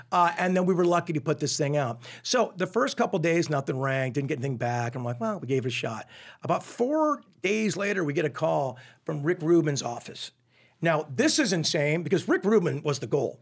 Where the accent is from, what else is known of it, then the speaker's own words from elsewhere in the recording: Newport Beach, California, United States; also born or lived in Connecticut; I was born in Connecticut. And then I moved out when I was eight years old to, uh, Orange County, Newport Beach in particular. So I feel for all intents and purposes, I was raised in Southern California.